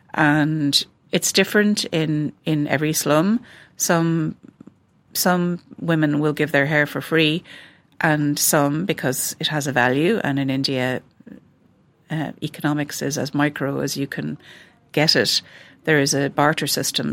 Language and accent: English; west of Ireland, Ireland; growing up in the West of Ireland